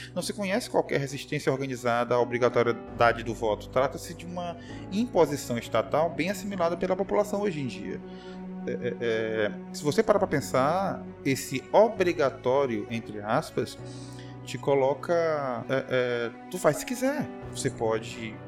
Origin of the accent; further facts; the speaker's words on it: Brazil; em Caxias, a cidade onde eu nasci